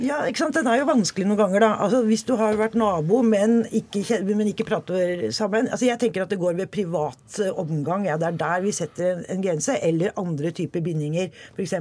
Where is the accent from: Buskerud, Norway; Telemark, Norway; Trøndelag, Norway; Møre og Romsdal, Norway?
Buskerud, Norway; Hokksund; Jeg er jo, eh, er jo fra Hokksund